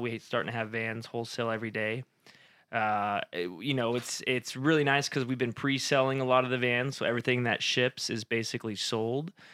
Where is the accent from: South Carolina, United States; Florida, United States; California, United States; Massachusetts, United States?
California, United States; Modesto; also born or lived in Fresno, California; born and raised in Modesto, California